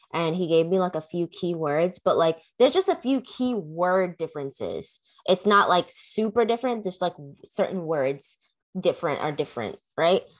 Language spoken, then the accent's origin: English; McDonough, Georgia, United States; I grew up in McDonough